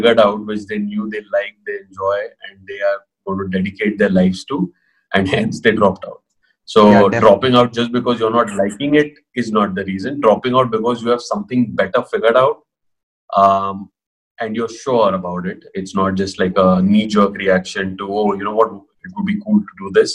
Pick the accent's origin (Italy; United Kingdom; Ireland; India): India; Pune, Maharashtra; also born or lived in Kota / Mumbai; I'm from Pune, born and brought up here.